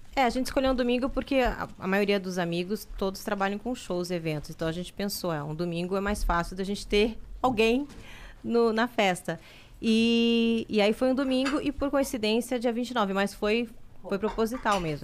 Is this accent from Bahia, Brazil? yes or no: yes; Salvador, Bahia, Brazil; moved away; Eu sou baiana e na, eu morava em Salvador